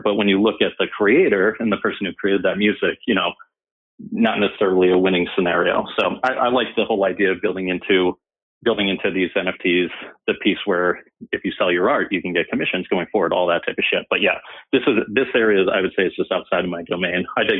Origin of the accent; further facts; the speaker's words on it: Andover, Massachusetts, United States; now in Boston, United States; We're also probably lake people as well, as a lot of northern Boston people are. But yeah, I grew up in Andover.